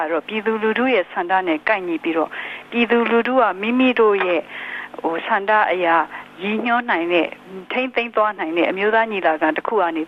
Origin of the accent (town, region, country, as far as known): Myanmar